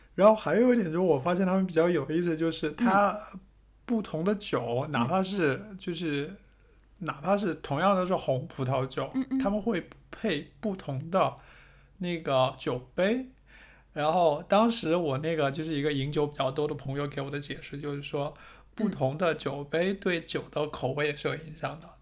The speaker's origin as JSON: {"language": "Chinese", "country": "China", "moved": "yes", "said": "按照我们中国人的想法"}